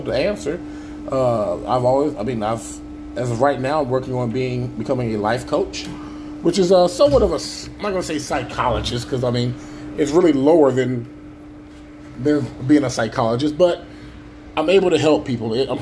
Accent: Avon Park, Florida, United States; also born or lived in Chicago, Illinois / Gary, Indiana / Lamoni, Iowa; Until I was about six, I lived in Gary, Indiana. And then me and my mother decided to travel on down to the south of good old Avon Park, Florida.

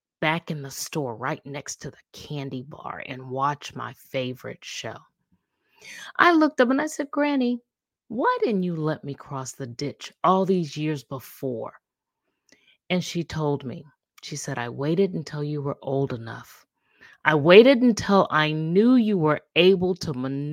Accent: Charleston, South Carolina, United States; I grew up in Charleston, South Carolina

